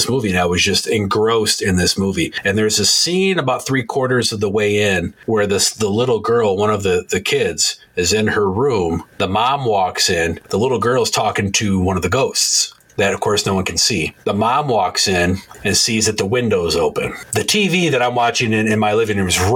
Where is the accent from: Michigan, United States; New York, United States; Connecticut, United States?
Michigan, United States; I'm from Michigan. We play euchre here